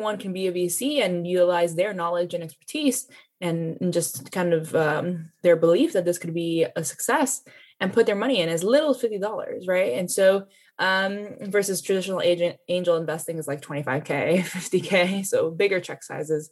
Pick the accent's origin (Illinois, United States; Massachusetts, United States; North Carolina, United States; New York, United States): New York, United States; New York City; I'm native New Yorker, born and raised